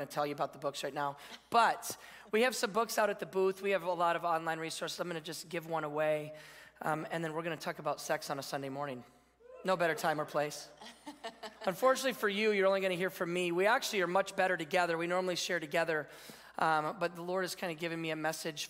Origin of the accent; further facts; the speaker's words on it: Michigan, United States; I grew up in Michigan